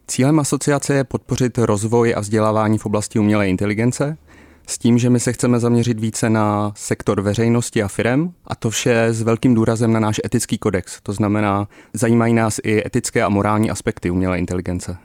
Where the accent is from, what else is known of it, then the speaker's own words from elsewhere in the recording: Czechia; jsme jako Češi